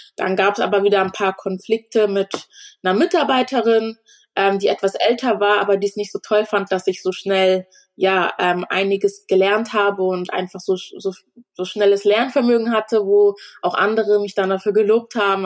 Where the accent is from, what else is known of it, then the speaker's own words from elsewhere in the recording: Germany; also born or lived in Ghana (family origin); dadurch, dass ich hier aufgewachsen bin, ist das schon Heimat für mich